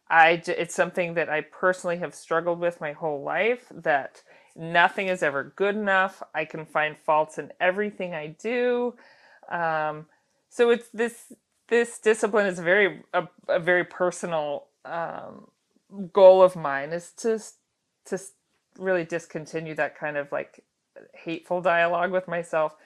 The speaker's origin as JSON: {"language": "English", "town": "Girdwood", "region": "Alaska", "country": "United States", "tie": "born or raised there", "said": "growing up in Girdwood, I went to Little Bears, which is the little daycare center down there"}